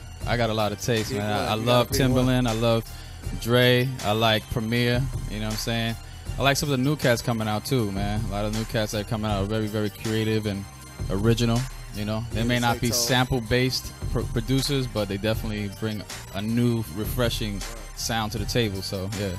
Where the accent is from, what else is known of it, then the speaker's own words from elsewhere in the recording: New York City, New York, United States; now in Seattle, United States; I'm from New York. But, hey, man, when you've been here since 98.